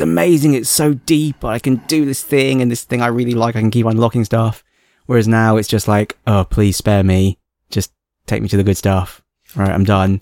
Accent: England, United Kingdom; accent: plummy English; now in Hong Kong; my plummy English accent and my inability to speak Cantonese

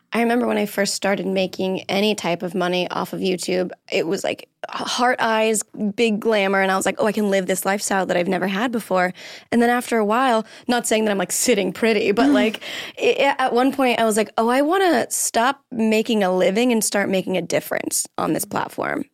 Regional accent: Florida, United States; now in Los Angeles, United States; I'm from Florida

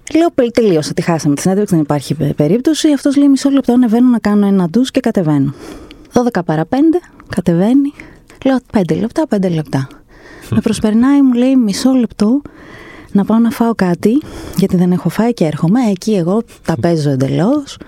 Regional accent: Greece; από την Ελλάδα

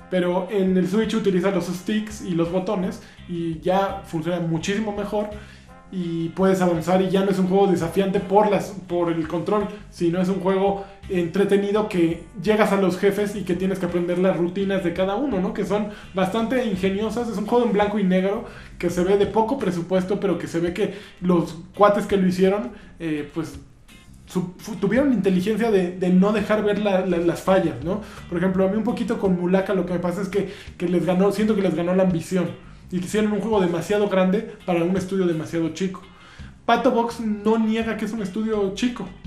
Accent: Mexico; Este, pues está así porque somos mexicanos, ¿no?

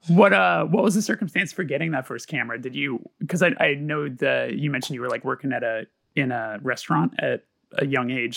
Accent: Burbank, California, United States; I grew up in Burbank

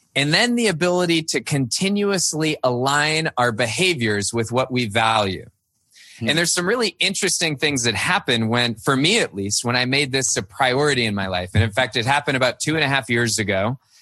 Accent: Cupertino, California, United States; also born or lived in Virginia; now in Midwest, United States; I grew up in Cupertino, California

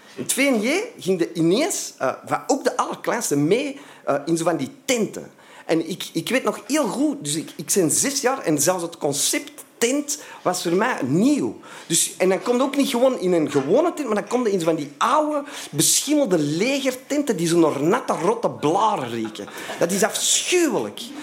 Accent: Antwerp, Flanders, Belgium; ik kom uit Antwerpen en, eh, ik kom, en ook uit Vlaanderen, hè, want dat ligt eh, in Vlaanderen, Antwerpen

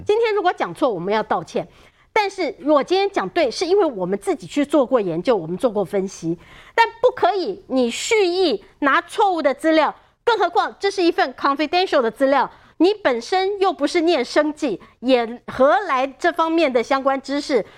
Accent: Taiwan; 已经打在我们台湾人的身上了。

